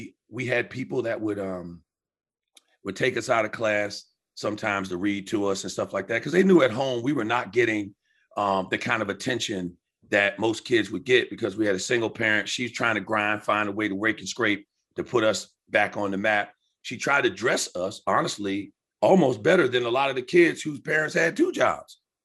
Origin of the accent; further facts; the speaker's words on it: Riverhead, New York, United States; moved away as an adult; also born or lived in the South (summers); I grew up on Long Island with my aunt instead of my biological mom.